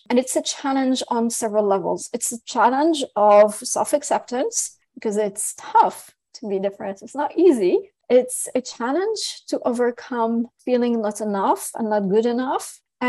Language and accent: English; Syria; English is a second language; also born or lived in France; I was born in France from Lebanese, Syrian, Armenian parents who left France to go back to Syria.